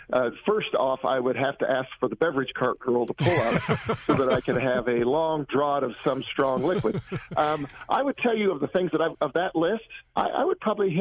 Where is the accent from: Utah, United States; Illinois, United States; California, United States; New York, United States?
Illinois, United States; Bushnell; I'm from a little town in Illinois called Bushnell.